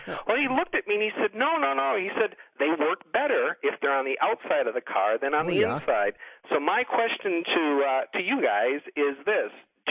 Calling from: Grand Rapids, Michigan, United States; I'm calling from Grand Rapids, Michigan.

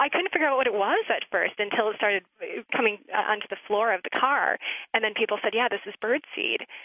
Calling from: Eagan, Minnesota, United States; I'm calling from Eagan, Minnesota.

